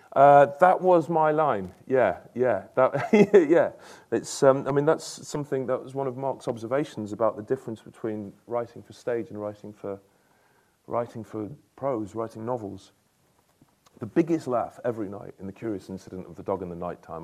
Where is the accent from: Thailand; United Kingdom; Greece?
United Kingdom; Stockport, North West England; growing up in Stockport, a suburb of Manchester